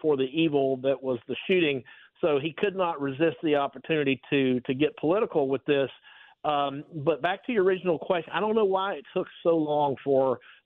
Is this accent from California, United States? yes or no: no; South Georgia, United States; I grew up in South Georgia